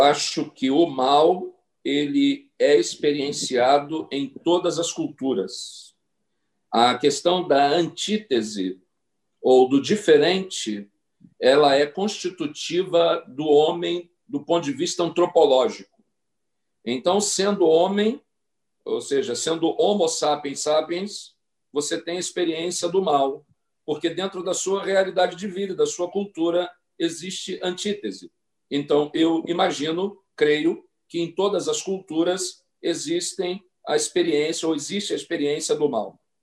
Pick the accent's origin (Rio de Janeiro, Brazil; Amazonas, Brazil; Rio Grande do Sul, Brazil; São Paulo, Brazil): Rio de Janeiro, Brazil; Mesquita; minha cidade, onde nasci, na capital da Baixada Fluminense do Rio de Janeiro, a bela cidade de Mesquita